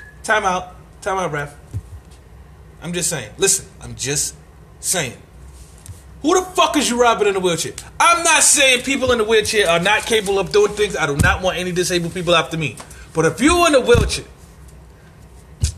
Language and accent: English; New York City, New York, United States; I'm from Marcy Projects, Bed-Stuy, Brooklyn. Bed-Stuy, Brooklyn, New York City